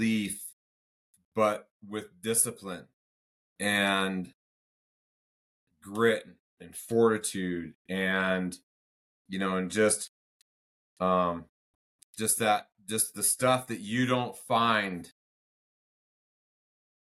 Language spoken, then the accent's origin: English; United States; I'm a patriot, I'm American